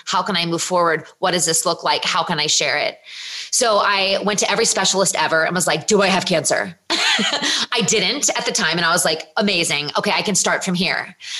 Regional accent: Virginia, United States; I'm from Virginia

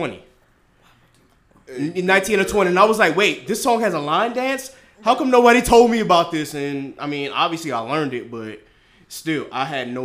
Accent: South Carolina, United States; I'm from South Carolina

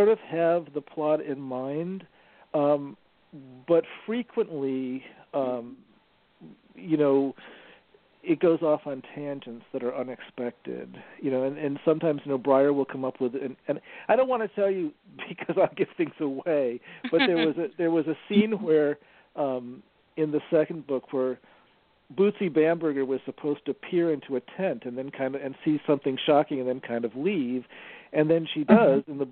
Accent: upstate New York, United States; moved away; also born or lived in Rhode Island / Boston; I'm from a town in upstate New York that is famous for having less sunshine than almost any spot in the country. So I had this sort of overcast childhood

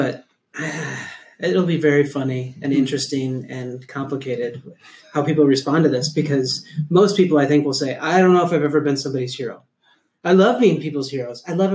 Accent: Minnesota, United States; I grew up in Minnesota.

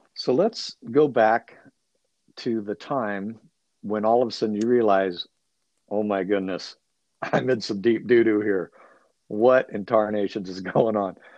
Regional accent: California, United States; being a Californian

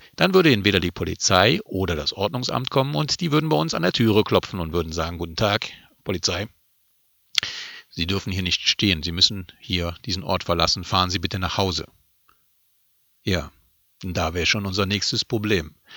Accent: Germany; für mich als Deutscher in Deutschland

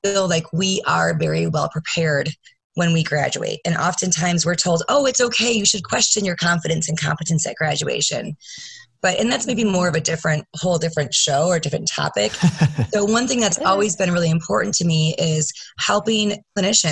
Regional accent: Grand Rapids, Michigan, United States; I am from Grand Rapids, Michigan

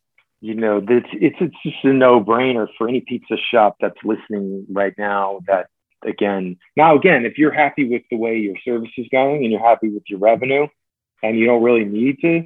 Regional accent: New Jersey, United States; moved away; the classic pizzeria I grew up with in New Jersey

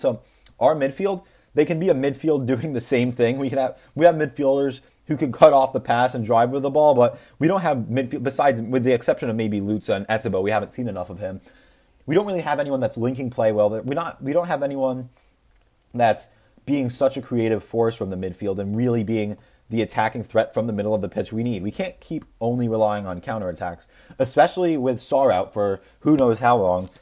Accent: United States; as an American

